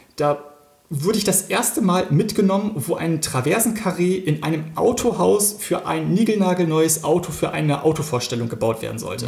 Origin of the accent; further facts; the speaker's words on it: Wilhelmshaven, Lower Saxony, Germany; ich bin gebürtiger Wilhelmshavener